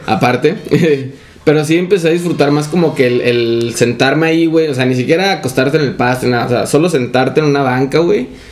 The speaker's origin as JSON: {"language": "Spanish", "town": "Ciudad Victoria", "region": "Tamaulipas", "country": "Mexico", "moved": "yes", "said": "de donde yo soy, de la capital, hay uno como a 10 minutos"}